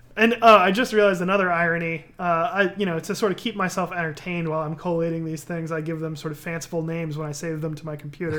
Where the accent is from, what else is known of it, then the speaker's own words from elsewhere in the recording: East Coast, United States; now in California, United States; I grew up on the East Coast